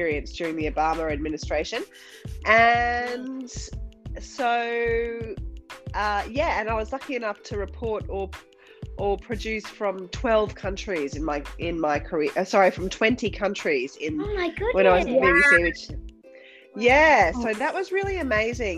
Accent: Rockhampton, Queensland, Australia; moved away as an adult; also born or lived in London; working for a year in Rockhampton, which is my hometown

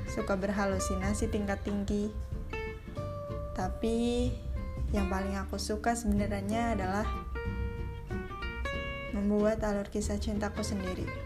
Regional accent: Bandung, West Java, Indonesia; born there; Aku lahir di Bandung 12 Oktober 2001. Yaps, aku sekarang 21 tahun.

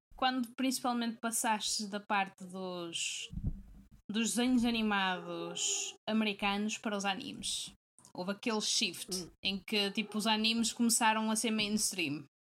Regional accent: Porto, Norte, Portugal; now in Braga, Portugal; Volto à base, que é no Porto, que foi onde eu, fui cresci, eh, onde eu cresci e, e fui criada

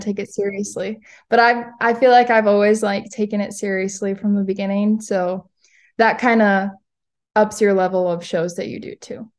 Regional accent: Fargo, North Dakota, United States; now in Minot, United States; I was born in Fargo

